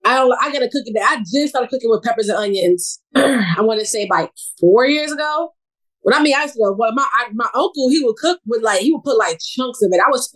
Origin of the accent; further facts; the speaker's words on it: New York City, New York, United States; now in Virginia, United States; I grew up in New York City. I'm from New York. I was born and raised in New York City. I lost my accent a long time ago. I had it strong when I first joined the military.